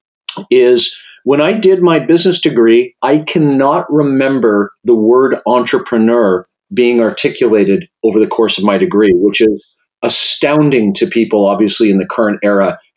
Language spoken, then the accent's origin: English; Regina, Saskatchewan, Canada; moved away as an adult; also born or lived in Victoria, British Columbia / Halifax, Nova Scotia; I grew up in Regina, Saskatchewan